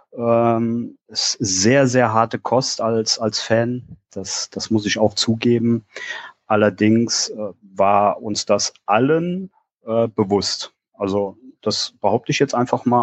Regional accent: Koblenz, Rhineland-Palatinate, Germany; moved away as an adult; now in Hunsrück, Germany; bin gebürtig aus Koblenz

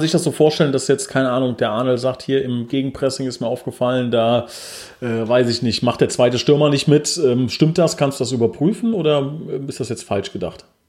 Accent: Oberbrechen, Hesse, Germany; ich komme aus Oberbrechen

